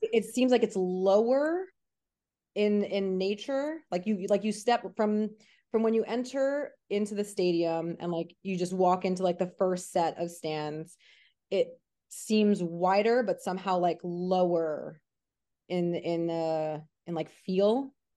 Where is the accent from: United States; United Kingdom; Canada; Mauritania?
United States; New York City, New York; moved away as an adult; now in Los Angeles, United States; I grew up in Queens, New York.